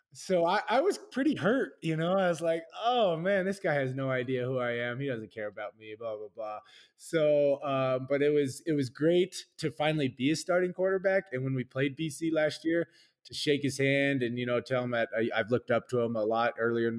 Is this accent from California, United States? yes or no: yes; Orange County, LA area, California, United States; moved away; I'm from Orange County, LA area